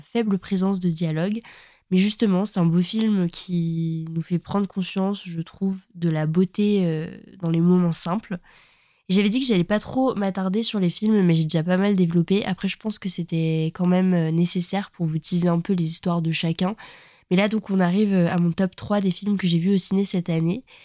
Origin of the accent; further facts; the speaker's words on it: eastern France, France; moved away as an adult; also born or lived in Montpellier; on vient de l'Est de la France